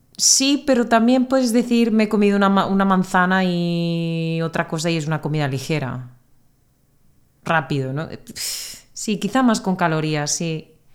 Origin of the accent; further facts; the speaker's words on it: Spain; first language Spanish; de España